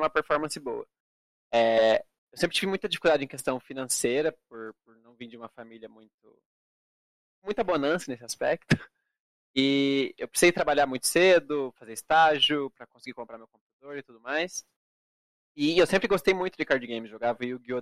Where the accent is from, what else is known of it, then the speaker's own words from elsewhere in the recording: Brazil; brasileiro representando na final